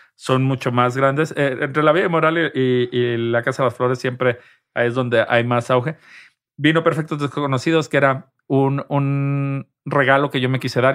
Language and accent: Spanish; Guadalajara, Jalisco, Mexico; moved away as an adult; also born or lived in Mexico City / Madrid, Spain; now in Spain; yo soy de Guadalajara, yo en la Ciudad de México soy un foráneo